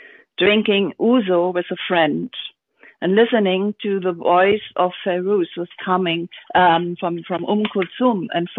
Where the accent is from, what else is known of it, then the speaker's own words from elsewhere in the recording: Hamburg, Germany; English is a second language; moved away as an adult; now in Berlin, Germany; I was born in Hamburg